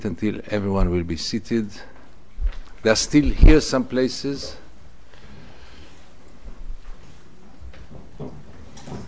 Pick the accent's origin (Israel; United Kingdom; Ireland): Israel; Tel Aviv, Tel Aviv District; I was born in Tel Aviv. I was brought up as a good boy Tel Aviv, a typical product of the Israeli education system